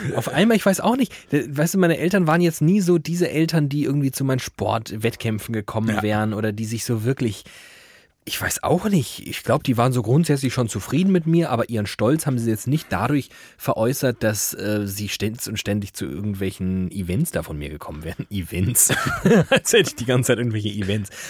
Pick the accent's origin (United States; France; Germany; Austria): Germany; Frankfurt am Main, Hesse; beheimatet in meiner Heimat, Frankfurt am Main